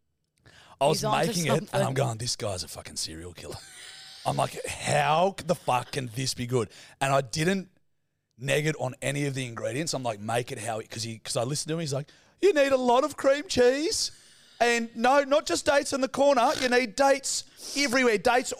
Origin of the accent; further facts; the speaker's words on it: Australia; I'm Australian